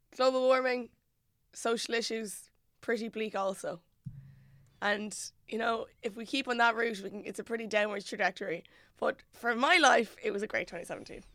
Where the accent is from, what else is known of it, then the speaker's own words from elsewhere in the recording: Mullingar, Westmeath, Ireland; moved away; I'm originally from Mullingar